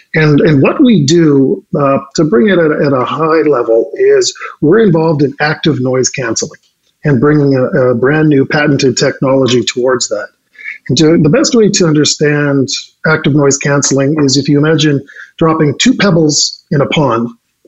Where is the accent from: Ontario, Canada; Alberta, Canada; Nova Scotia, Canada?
Alberta, Canada; Edmonton; moved away as an adult; also born or lived in Munich, Germany / Vancouver, Canada; now in Calgary, Canada; born and raised in Edmonton, so hold off your judgment, but lived and worked globally over in Europe for a number of years, based in Munich, 5 years